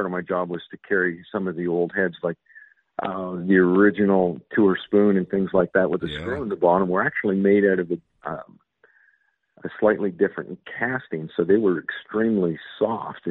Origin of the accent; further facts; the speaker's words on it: Canada; moved away; I am Canadian